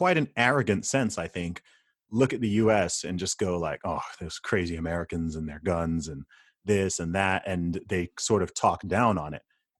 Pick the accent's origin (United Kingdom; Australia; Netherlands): United Kingdom; born there; So my family background is originally from Nigeria. I was born in the UK. I'm a British citizen. I live in the UK.